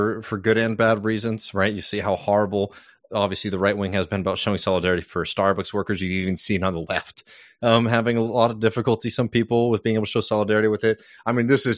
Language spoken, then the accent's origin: English; Texas, United States; my home state of Texas